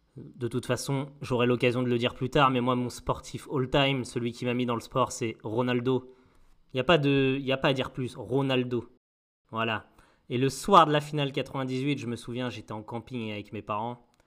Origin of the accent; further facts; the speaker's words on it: Mont-Saint-Aignan, Normandy, France; moi je suis né à Mont-Saint-Aignan